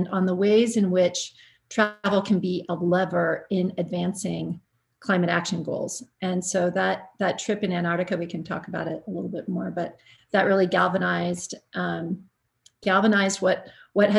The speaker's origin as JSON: {"language": "English", "town": "Anchorage", "region": "Alaska", "country": "United States", "tie": "born or raised there", "moved": "yes", "lives_now": "Santa Fe, United States", "said": "I grew up in Anchorage, Alaska"}